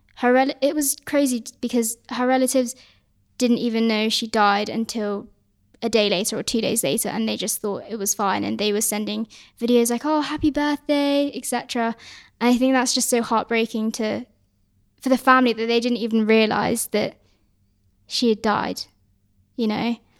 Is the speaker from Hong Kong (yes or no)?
yes; Hong Kong; I'm, I'm from Hong Kong